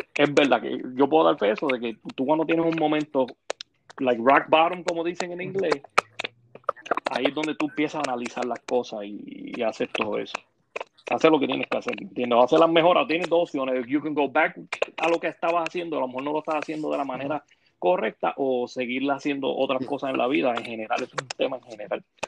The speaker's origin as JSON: {"language": "Spanish", "town": "Ponce", "country": "Puerto Rico", "said": "de las calles de Ponce"}